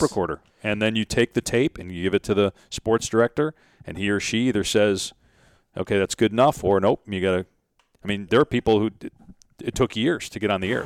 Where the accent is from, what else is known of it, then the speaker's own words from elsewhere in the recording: Madison, Wisconsin, United States; moved away; I grew up in Madison, Wisconsin